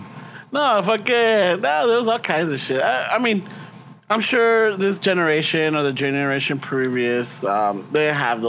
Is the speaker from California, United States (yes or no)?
yes; Los Angeles, California, United States; also born or lived in Boyle Heights; I was born in East Los.